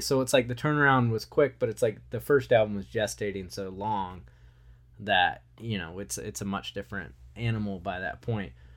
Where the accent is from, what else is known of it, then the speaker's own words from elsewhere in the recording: Wilmington, North Carolina, United States; a kid growing up in Wilmington, Nor-, North Carolina